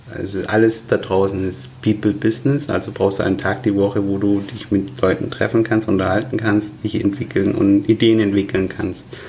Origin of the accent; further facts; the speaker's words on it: Nürtingen, Baden-Württemberg, Germany; also born or lived in Stuttgart; ich ähm, bin tatsächlich Stuttgarter, äh, aber in der Nähe von Stuttgart geboren, mhm. in, in Nürtingen